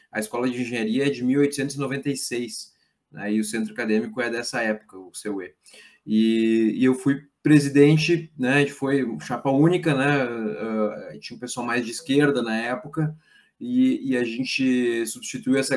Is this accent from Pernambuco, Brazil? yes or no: no; Lajeado, Rio Grande do Sul, Brazil; É, eu sou de Lajado, né? eu sou de uma família de empreendedores, comerciantes é, pequenos, né?